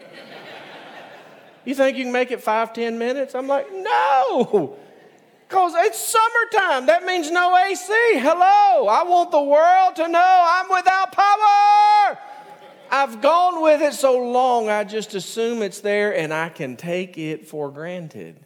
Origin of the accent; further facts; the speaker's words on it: United States; also born or lived in Jordan; I'm American